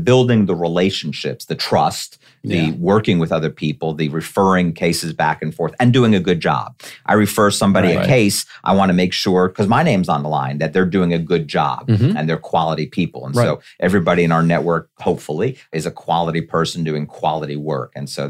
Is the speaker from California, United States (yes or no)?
no; Hollywood, Florida, United States; We grew up in Hollywood, so we've got those members too.